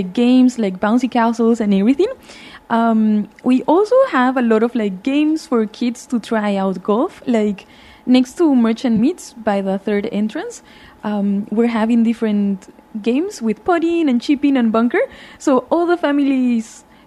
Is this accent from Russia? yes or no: no; Peru; also born or lived in United States; now in Dubai, United Arab Emirates; I'm from Peru